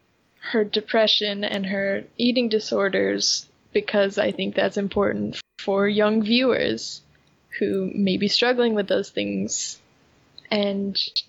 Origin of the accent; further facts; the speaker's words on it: United States; this is my perception as an American